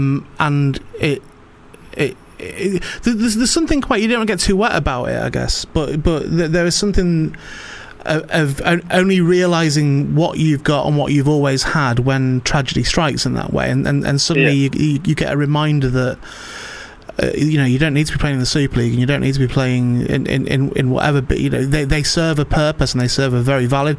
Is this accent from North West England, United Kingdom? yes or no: yes; St Helens, North West England, United Kingdom; so I support Saints